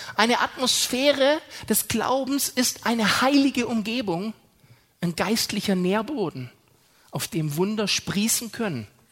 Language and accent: German; Germany; wir sind so furchtbar vernünftig als Deutsche